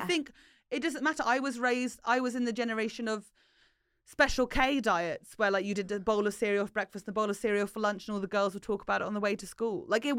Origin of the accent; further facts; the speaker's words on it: Fleet, South East England, United Kingdom; now in Germany; I grew up in a very conservative town as well. So where? I'm from Fleet, so northeast Hampshire.